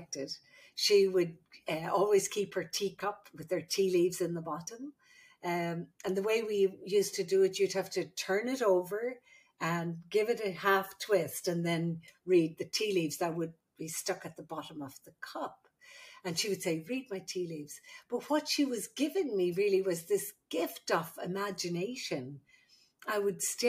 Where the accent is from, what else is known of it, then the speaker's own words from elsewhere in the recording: Ireland; moved away as an adult; also born or lived in Saudi Arabia; now in United States; I'm the Irish midwife